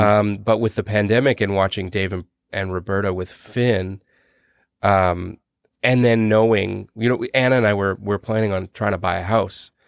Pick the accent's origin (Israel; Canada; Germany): Canada; we're Canadian